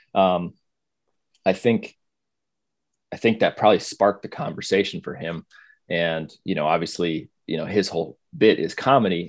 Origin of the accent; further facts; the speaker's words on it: South Dakota, United States; moved away; I grew up in South Dakota, went to school in North Dakota